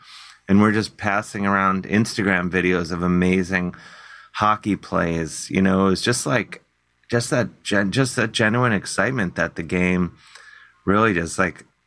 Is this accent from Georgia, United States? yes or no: no; Cleveland, Ohio, United States; growing up in Cleveland